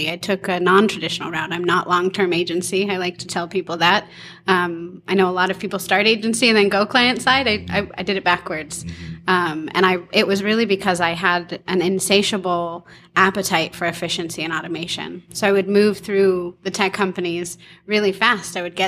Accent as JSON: {"language": "English", "town": "Huntington Beach", "region": "California", "country": "United States", "tie": "born or raised there", "also_born_or_lived": "San Fernando Valley, California", "moved": "as an adult", "lives_now": "Portland, United States", "said": "I grew up in Huntington Beach, California, Surf City, USA"}